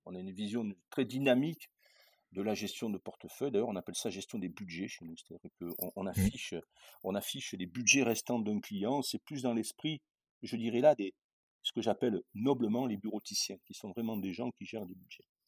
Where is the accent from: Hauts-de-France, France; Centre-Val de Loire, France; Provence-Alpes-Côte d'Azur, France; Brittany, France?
Provence-Alpes-Côte d'Azur, France; Châteauneuf-du-Pape; moved away; je suis, du sud de la France, je suis né à Châteauneuf-du-Pape, hein, à Avignon.